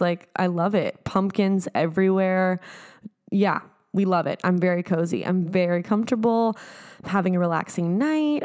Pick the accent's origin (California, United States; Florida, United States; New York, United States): California, United States; San Diego; moved away; going back home to San Diego